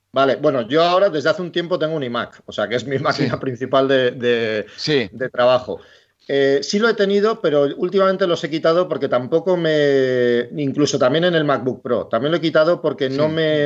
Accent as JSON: {"language": "Spanish", "town": "Bilbao", "region": "Basque Country", "country": "Spain", "said": "yo soy de Bilbao"}